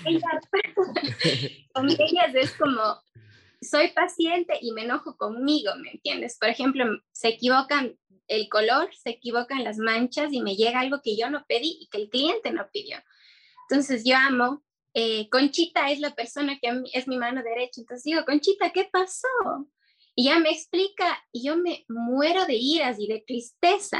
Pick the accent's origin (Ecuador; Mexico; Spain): Ecuador; Cuenca, Azuay; also born or lived in Quito; soy de Cuenca